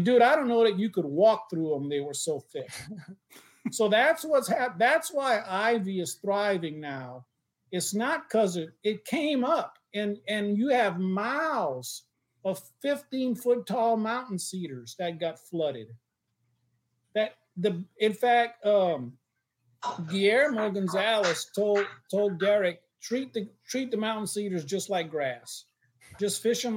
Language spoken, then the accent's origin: English; Louisiana, United States; I'm from Louisiana